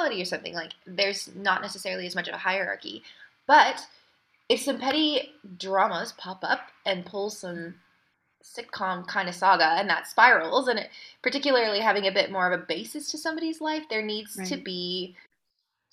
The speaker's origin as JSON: {"language": "English", "country": "United States", "moved": "yes", "said": "as an American"}